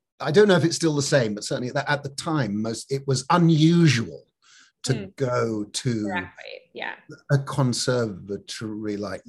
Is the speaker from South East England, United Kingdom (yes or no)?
no; Scotland, United Kingdom; So I never really picked up actually being up in the north of Scotland